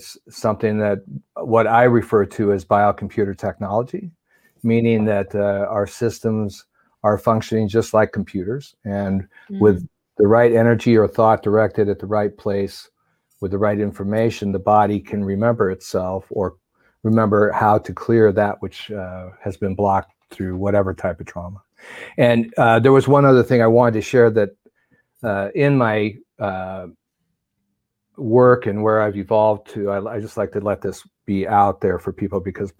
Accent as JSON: {"language": "English", "region": "New York", "country": "United States", "tie": "born or raised there", "also_born_or_lived": "Southern California / Pasadena", "moved": "yes", "said": "I was raised on skis in New York and then moved to California"}